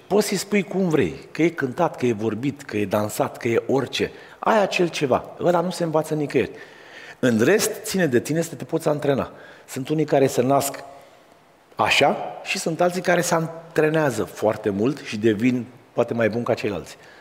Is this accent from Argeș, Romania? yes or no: yes; Pitești, Argeș, Romania; eu ă, sunt de la Pitești